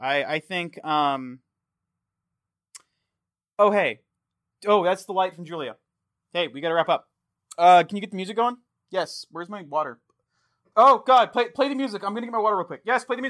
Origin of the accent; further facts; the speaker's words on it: Texas, United States; also born or lived in Fort Worth; I grew up in a reclamation community in Texas. I was born in Fort Worth. And yeah, like I'm a yokel.